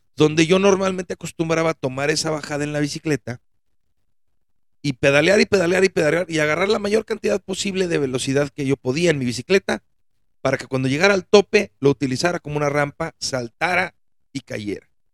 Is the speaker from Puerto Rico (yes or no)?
no; Mexico; nosotros mexicanos